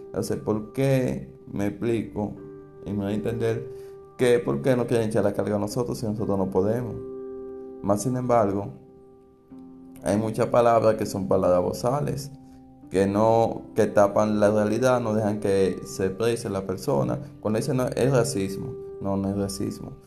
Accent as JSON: {"language": "Spanish", "country": "Dominican Republic", "said": "lo que está pasando aquí en mi país, República Dominicana"}